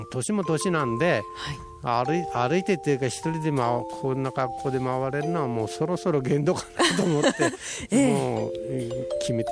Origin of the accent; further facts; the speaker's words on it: Miyagi, Japan; えっ、ー、と宮城県から来ました。